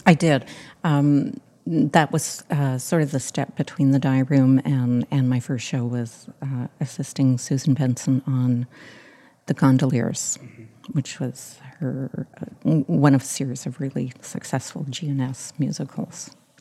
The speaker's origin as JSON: {"language": "English", "town": "Montreal", "region": "Quebec", "country": "Canada", "tie": "born or raised there", "also_born_or_lived": "United Kingdom", "said": "I grew up in Montreal Catholic school system."}